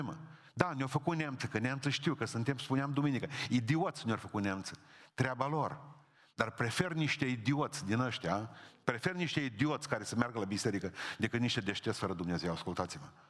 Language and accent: Romanian; Romania; Sunt român și nu trebuie să încerc scuze pentru asta.